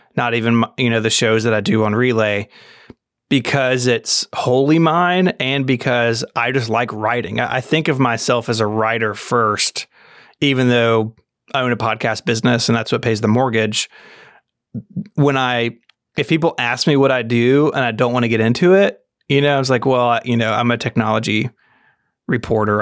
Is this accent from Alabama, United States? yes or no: no; Memphis, Tennessee, United States; I'm from Memphis, Tennessee, born and raised here